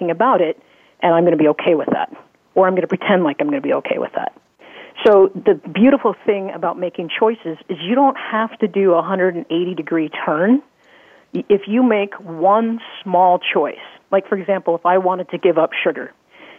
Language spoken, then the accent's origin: English; Midwest, United States; I grew up in the Midwest